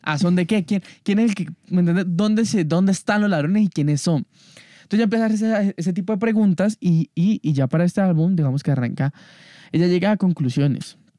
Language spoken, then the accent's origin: Spanish; Colombia; como colombiano